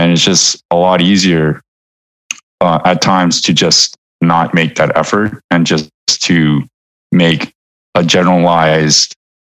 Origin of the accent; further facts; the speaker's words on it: Vancouver, British Columbia, Canada; now in New York, United States; I was born and raised in Vancouver, Canada, to parents from South Korea